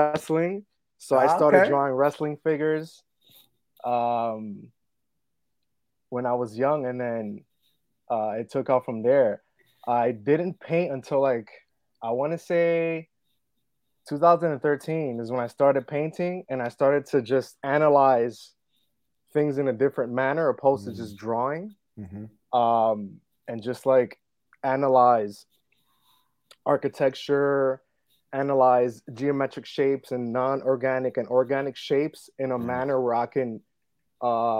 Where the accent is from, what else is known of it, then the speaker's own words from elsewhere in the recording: West New York, New Jersey, United States; I'm from West New York, man. Been here all my life